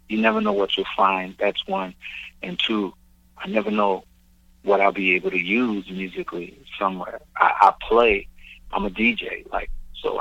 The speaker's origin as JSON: {"language": "English", "town": "New York City", "region": "New York", "country": "United States", "said": "I'm from Crown Heights, Brooklyn"}